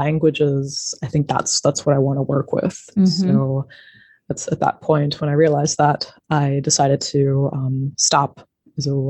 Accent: Denver, Colorado, United States; moved away as an adult; also born or lived in France / Canada; now in Germany; I grew up in the United States, in Denver near the Rocky Mountains

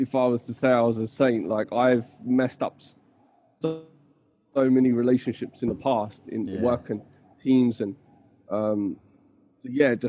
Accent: Leicester, East Midlands, United Kingdom; moved away as an adult; now in Bali, Indonesia; I grew up in the UK, in Leicester particularly, in the Midlands, and now I live in Bali

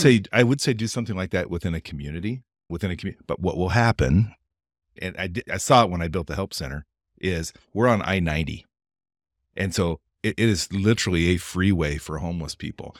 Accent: Pendleton, Oregon, United States; I'm from this little town in eastern Oregon called Pendleton

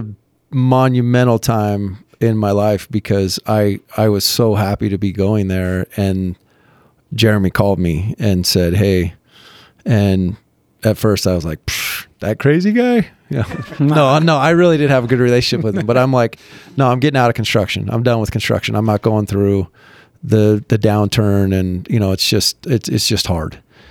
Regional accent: Midway, Utah, United States; No, I'm from Midway.

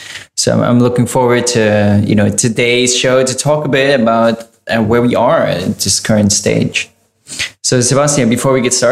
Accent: Ukraine; from Ukraine.

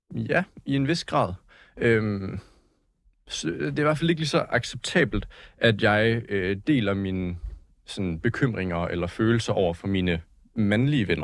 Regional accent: Slagelse, Zealand, Denmark; jeg er fra Slagelse

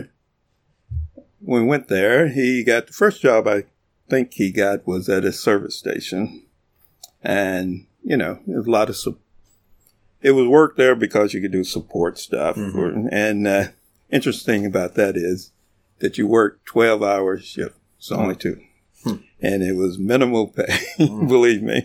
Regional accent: Colorado City, Texas, United States; I was born in Texas in a little town out west called Colorado City, Texas

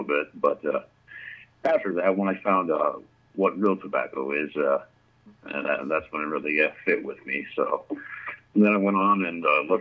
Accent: Grants Pass, Oregon, United States; I'm from Southern Oregon, right around Grants Pass area. That's where I was born and raised, and I've lived here pretty much my whole life

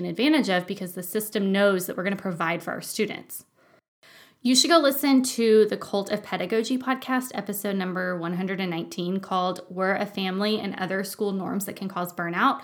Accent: Texas, United States; moved away as an adult; now in Germany; We're from Texas

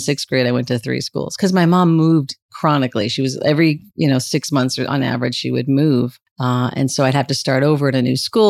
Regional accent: California, United States; Oh my goodness. I grew up all over Southern California. It's really hard when people ask me that question. I just say Southern California because my mother moved a lot.

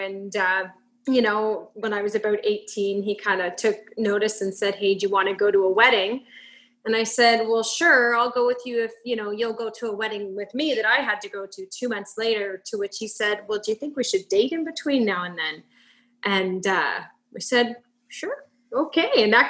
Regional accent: Erin, Ontario, Canada; also born or lived in Guelph; So I was born in Guelph and when I was about 4 years old, our family decided to move out to the country. My dad grew up on a farm out there near the town of Erin.

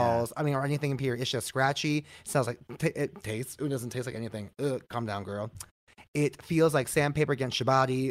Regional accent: Bay Area, California, United States; moved away as an adult; also born or lived in Long Beach; now in San Diego, United States; I grew up in the Bay Area.

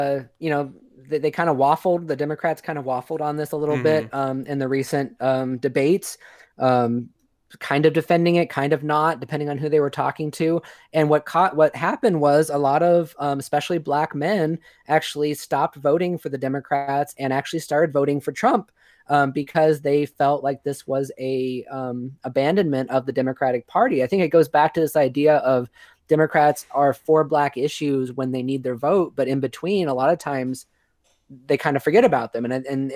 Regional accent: Modesto, California, United States; my hometown in California, this is Modesto

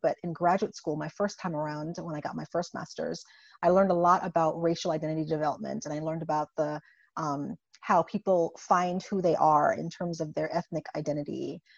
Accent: U.S. Virgin Islands; moved away as an adult; also born or lived in Buffalo, New York / Indiana; I uh, was born and raised in the Caribbean uh, in the U.S. Virgin Islands, and so I come from a very small 84 square mile island named St. Croix

